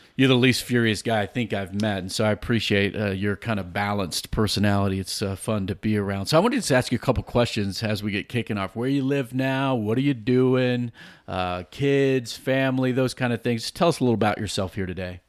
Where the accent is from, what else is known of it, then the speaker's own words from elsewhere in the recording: Virginia Beach, Virginia, United States; moved away; I grew up in Virginia Beach